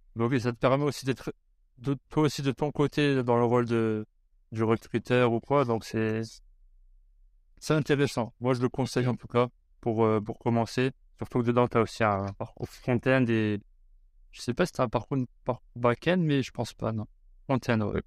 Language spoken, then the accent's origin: French; France; moved away; on a grandi en France